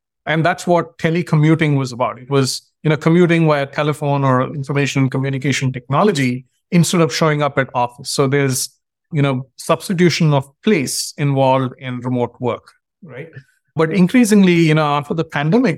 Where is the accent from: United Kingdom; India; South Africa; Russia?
India; now in United States; I grew up in India, and when I moved to the US